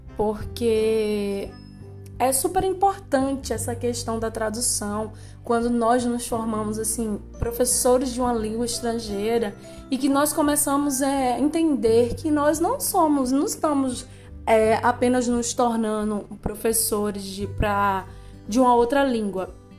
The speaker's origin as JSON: {"language": "Portuguese", "country": "Brazil", "said": "Nós somos brasileiros"}